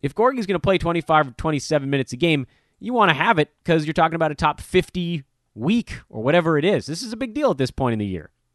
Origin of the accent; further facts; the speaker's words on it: Los Angeles, California, United States; growing up on Vin Scully here in Los Angeles